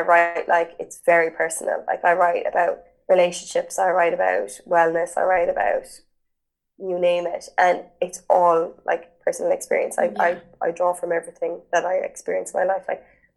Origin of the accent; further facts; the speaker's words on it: Ireland; being Irish